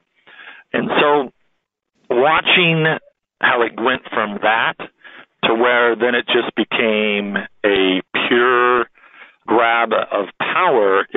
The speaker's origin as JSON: {"language": "English", "region": "California", "country": "United States", "tie": "born or raised there", "said": "growing up in California"}